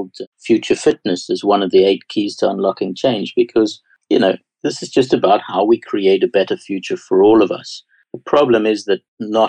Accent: South Africa; accent: South African; My strange accent is South African, and I saw that change to democracy

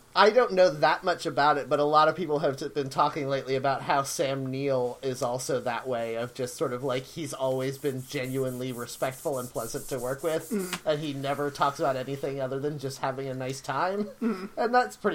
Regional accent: United Kingdom; as emotionally and physically repressed as us British people.

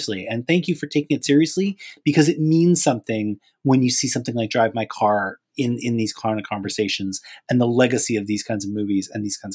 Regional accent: Canada; as a Canadian

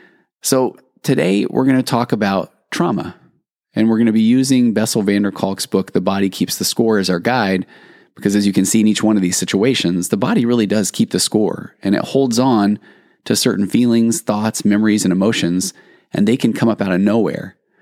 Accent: Sandy, Utah, United States; now in California, United States; I was growing up in Sandy, Utah, and we had a very late winter

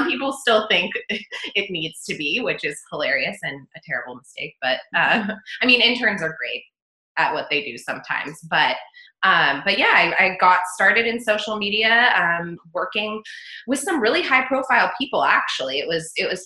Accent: United States; also born or lived in Australia; as an American

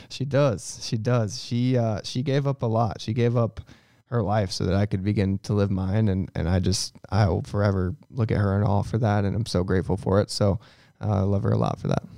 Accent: St. Louis, Missouri, United States; it was awesome to be in my hometown

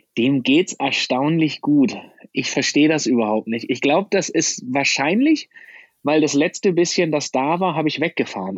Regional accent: Germany; Als Deutscher komme ich aus Land Nummer 4 auf der Liste

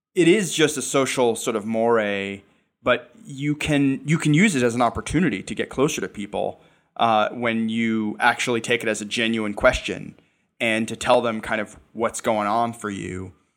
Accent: New York, United States; I'm a New Yorker. I've been a New Yorker for most of my life

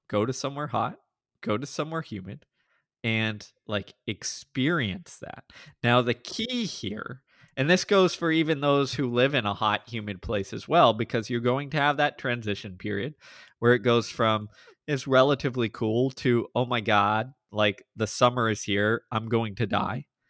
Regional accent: Houston, Texas, United States; I grew up in Houston, suburbs, you know, have lived here all but a handful of years in my life

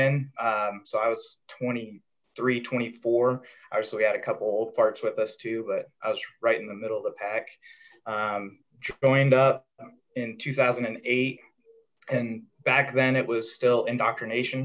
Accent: Colorado, United States; I grew up in Colorado

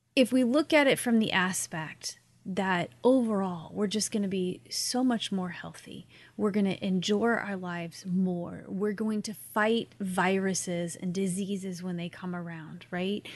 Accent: Missouri, United States; also born or lived in upstate New York; now in Florida, United States; I grew up in Missouri

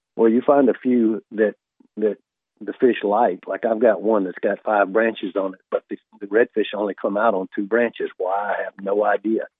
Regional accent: South Alabama, United States; I grew up hunting in South Alabama

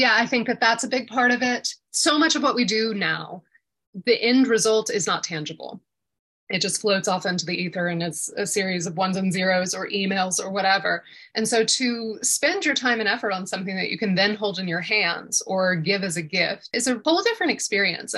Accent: Atlanta, Georgia, United States; I've always been a city girl, born and raised in Atlanta.

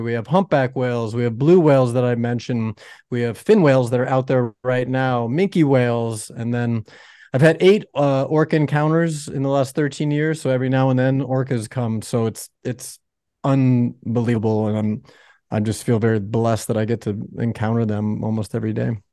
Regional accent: Florida, United States; also born or lived in Chicago, Illinois; now in Laguna Beach, United States; I was born in the Midwest in Chicago, uh, no ocean there. And then I actually grew up in Florida

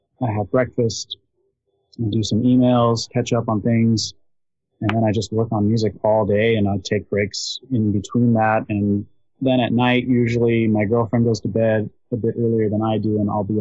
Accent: Los Angeles, California, United States; I grew up in East LA and in Los Angeles

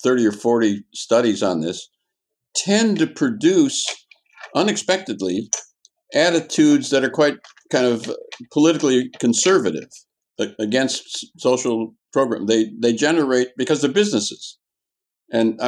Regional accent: Wisconsin, United States; moved away; I'm originally from Wisconsin

